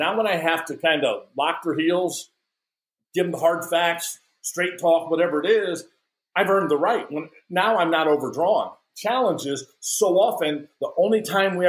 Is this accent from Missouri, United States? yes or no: yes; St. Louis, Missouri, United States; I grew up in St. Louis